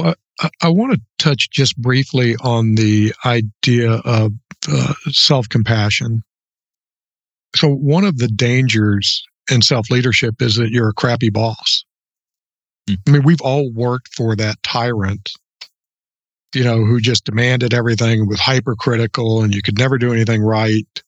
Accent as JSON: {"language": "English", "town": "Orlando", "region": "Florida", "country": "United States", "tie": "born or raised there", "moved": "yes", "lives_now": "Northeast Louisiana, United States", "said": "I grew up in Orlando"}